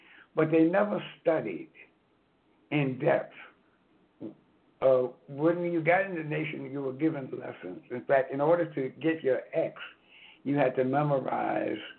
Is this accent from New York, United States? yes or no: yes; New York City, New York, United States; I'm from Brooklyn. 7C in Brooklyn